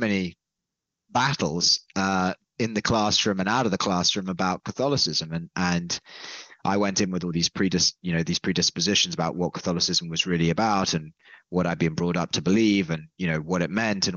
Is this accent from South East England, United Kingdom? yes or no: no; London, United Kingdom; I'm from London originally